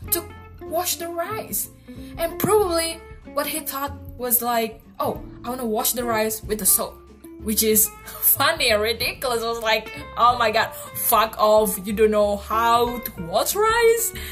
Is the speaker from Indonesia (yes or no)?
yes; Indonesia; Okay, so basically, I'm from Indonesia and I live in Bali.